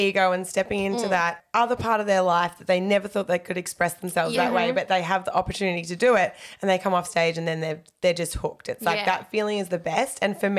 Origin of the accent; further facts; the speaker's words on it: Queensland, Australia; also born or lived in Melbourne, Victoria; when I moved to Queensland from Melbourne